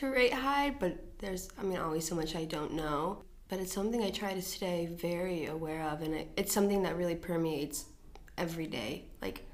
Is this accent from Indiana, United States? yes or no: yes; Muncie, Indiana, United States; moved away as an adult; also born or lived in Bloomington, Indiana; now in Germany; I'm from Muncie, Indiana